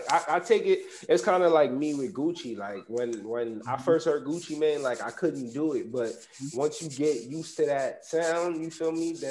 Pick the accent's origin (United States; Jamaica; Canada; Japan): Jamaica; because I already told you I'm Jamaican